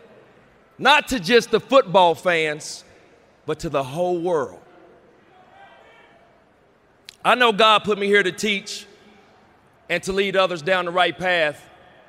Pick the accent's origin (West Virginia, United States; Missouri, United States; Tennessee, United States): West Virginia, United States; Rand; a young kid from Rand, West Virginia. Grew up the same way that a lot of kids out there grew up